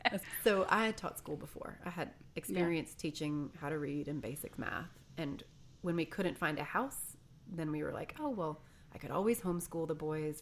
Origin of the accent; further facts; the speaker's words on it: Michigan and then Ohio, United States; moved away; also born or lived in Mississippi / Pennsylvania; I am Northeast Ohio, Pennsylvania. I grew up in Michigan and then Ohio.